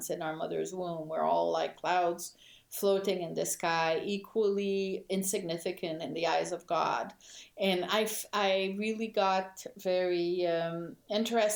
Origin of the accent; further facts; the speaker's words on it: Quebec, Canada; moved away; I grew up in Quebec in a context where French Canadians were very much discriminated